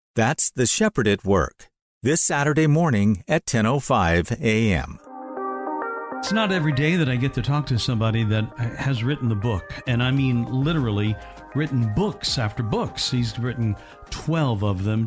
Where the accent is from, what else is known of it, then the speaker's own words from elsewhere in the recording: Evansville, Indiana, United States; my hometown of Ev- Evansville, Indiana